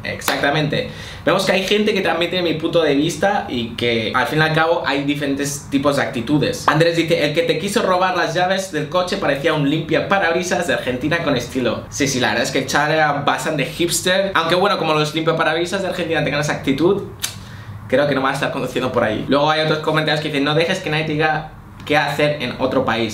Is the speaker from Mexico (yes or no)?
no; Spain; soy español